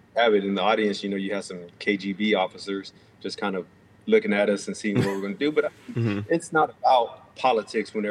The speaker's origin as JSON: {"language": "English", "town": "Houston", "region": "Texas", "country": "United States", "tie": "born or raised there", "said": "a guy I grew up with here in Houston"}